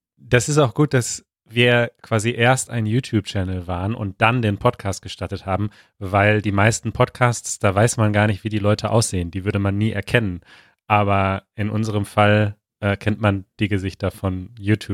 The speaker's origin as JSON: {"language": "German", "region": "North Rhine-Westphalia", "country": "Germany", "tie": "born or raised there", "also_born_or_lived": "Berlin", "moved": "as an adult", "said": "aus meinem Heimatort, also hier in Nordrhein-Westfalen, quasi die Stadt, wo ich groß geworden bin"}